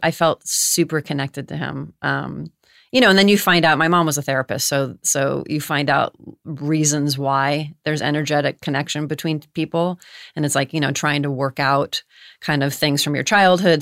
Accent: Los Angeles, California, United States; born and raised in Los Angeles. I'm actually a third generation born in Los Angeles.

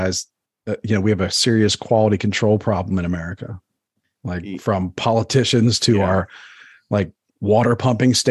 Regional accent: Baltimore, Maryland, United States; I grew up in Baltimore in Maryland

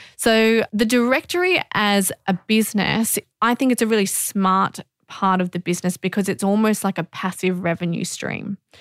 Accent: Australia; being Australian

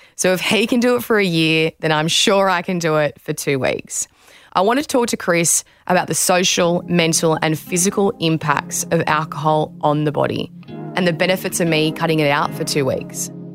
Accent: Australia; former Australian beach sprinter and fitness trainer

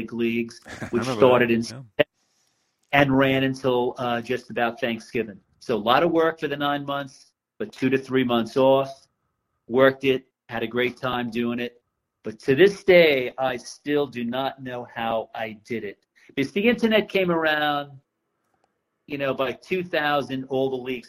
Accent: Long Island, New York, United States; moved away as an adult; now in Florida, United States; I was born in New York City. And before we moved out to Long Island, I remember playing a stick ball when I was 6 and 7 in the streets of Greenwich Village.

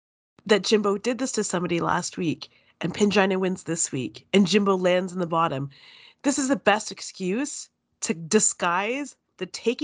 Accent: Canada; As a viewer and a Canadian, I'm shocked.

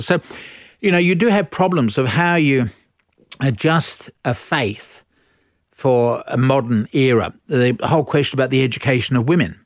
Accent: Australia; we're all Australian

